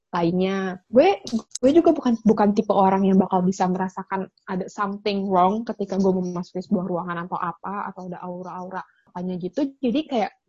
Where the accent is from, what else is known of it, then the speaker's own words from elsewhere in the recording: West Sumatra, Indonesia; Jadi gue itu kan kampung gue kan uh, di Sumatera Barat ya.